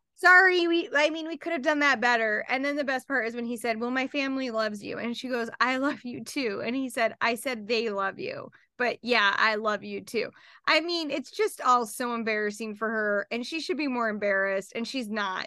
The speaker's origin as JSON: {"language": "English", "region": "Utah", "country": "United States", "said": "We're both from Utah"}